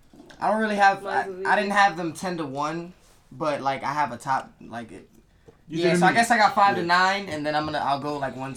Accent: New York City, New York, United States; now in Queens, United States; I'm from Harlem.

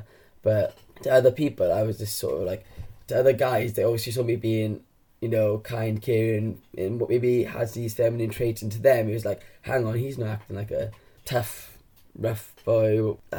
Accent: Aberdare, Wales, United Kingdom; I'm from a small town in South Wales called Aberdare, actually from Cumbach. And I grew up there

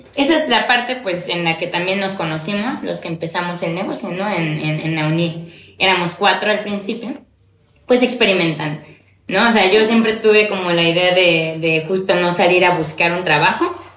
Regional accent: Córdoba, Veracruz, Mexico; moved away as an adult; now in Xalapa, Mexico; soy cordobesa, de nacimiento, pero bueno, vine a Jalapa a estudiar ya hace como 15 años

